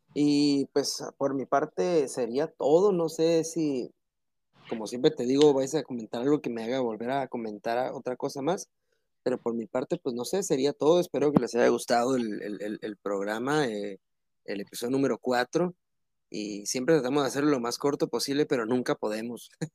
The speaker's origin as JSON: {"language": "Spanish", "country": "Mexico"}